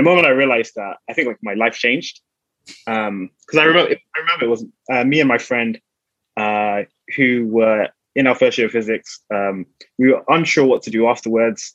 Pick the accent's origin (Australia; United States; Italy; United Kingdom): United Kingdom; London; Born and raised in London. So I grew up in South London.